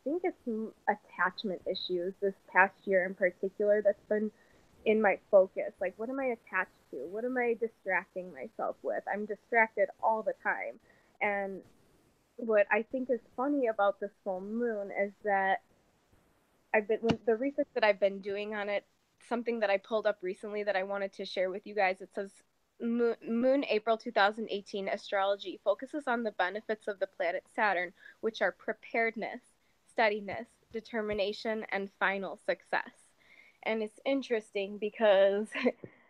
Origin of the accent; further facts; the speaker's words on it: Chicago, Illinois, United States; I'm from Chicago, Illinois, USA